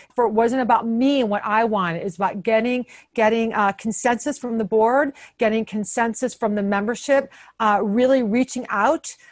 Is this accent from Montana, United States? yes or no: no; Toledo, Ohio, United States; moved away as an adult; also born or lived in Boston; now in Washington, DC, United States; I'm from Toledo